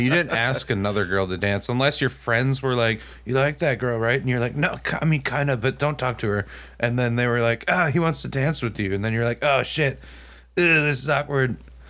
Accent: Texas, United States; moved away; I grew up like in Texas, dude.

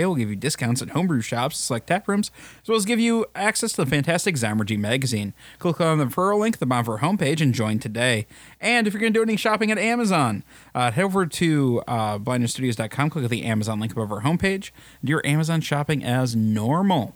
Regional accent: River Falls, Wisconsin, United States; I'm from Wisconsin or I'm from the Twin Cities area

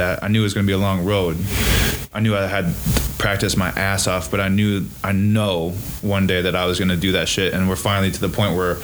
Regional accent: Fall Creek, Wisconsin, United States; born or raised there; also born or lived in Marinette, Wisconsin / Eau Claire, Wisconsin

